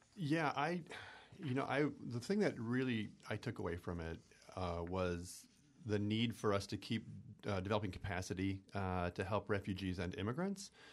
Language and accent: English; Stevens Point, Wisconsin, United States; I'm from Point.